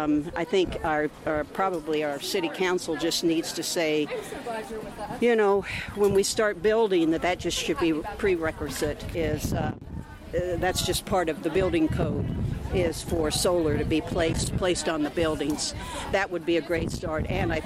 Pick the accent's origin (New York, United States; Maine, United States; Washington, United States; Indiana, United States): Indiana, United States; Bloomington; Yes, I'm a local. I was born and raised here in Bloomington, so I'm very partial to Bloomington.